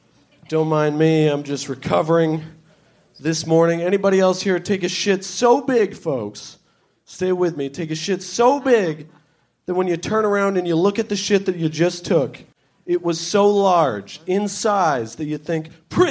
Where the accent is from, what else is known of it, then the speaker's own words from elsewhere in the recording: New Hampshire, United States; I came from New Hampshire. New Hampshire state slogan is live free or die.